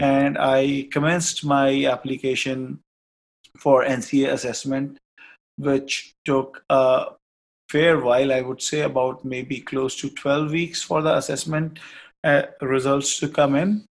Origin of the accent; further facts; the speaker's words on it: Kapurthala, Punjab, India; moved away as an adult; also born or lived in Australia; now in Canada; And uh, in Punjab, I'm from a very small city known as Kapurthala, which is also known as City of Palaces.